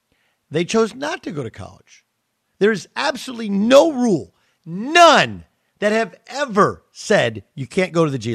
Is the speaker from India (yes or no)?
no; Anaheim, California, United States; also born or lived in Wisconsin; I grew up, you know, close to where the Rams used to play in Anaheim